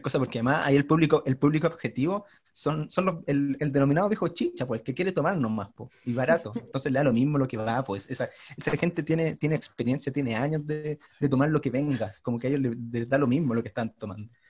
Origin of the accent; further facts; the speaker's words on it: Chile; Yo soy chileno